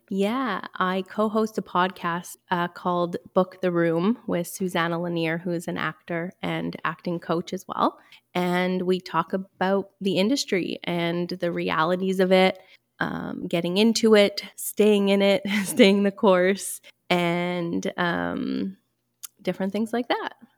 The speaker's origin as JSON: {"language": "English", "town": "Montreal", "region": "Quebec", "country": "Canada", "tie": "born or raised there", "said": "I am from Montreal, born and raised"}